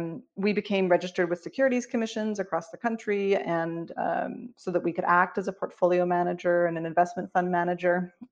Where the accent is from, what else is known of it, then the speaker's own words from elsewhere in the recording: Vancouver, British Columbia, Canada; moved away as an adult; also born or lived in Toronto, Canada / Johannesburg, South Africa; Eventually, you know, decided to move home to Canada because Johannesburg is really, really far away from Vancouver.